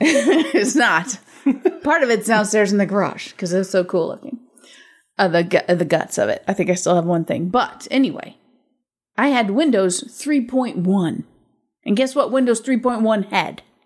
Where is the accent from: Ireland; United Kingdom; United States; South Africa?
United States; I'm American